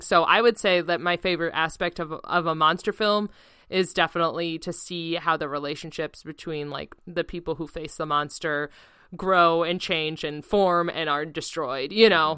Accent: United States; as an American

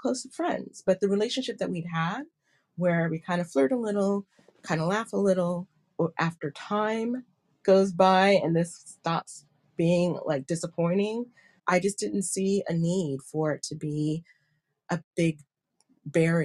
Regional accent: United States; moved away; growing up in America

